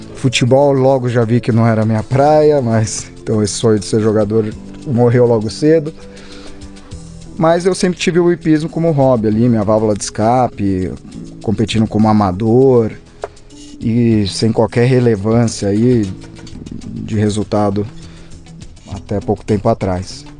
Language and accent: Portuguese; Campos do Jordão, São Paulo, Brazil; e eu, eu, e meu irmão nascemos em Campo Jordão.